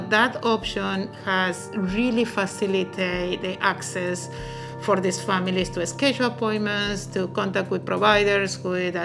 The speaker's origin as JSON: {"language": "English", "country": "Argentina", "moved": "yes", "lives_now": "Louisville, United States", "said": "I am originally from Argentina"}